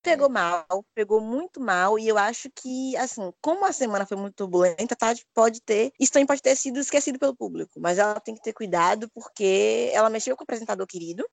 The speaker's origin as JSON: {"language": "Portuguese", "town": "Salvador", "region": "Bahia", "country": "Brazil", "tie": "born or raised there", "said": "Eu nasci e criada em Salvador"}